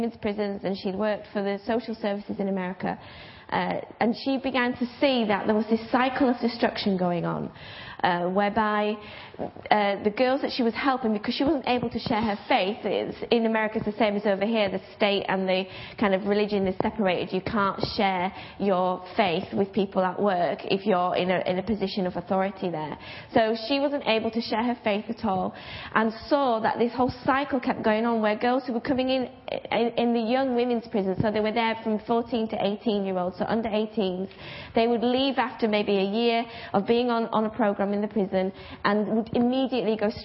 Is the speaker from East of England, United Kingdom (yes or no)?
no; Bradford, Yorkshire and the Humber, United Kingdom; I'm from Bradford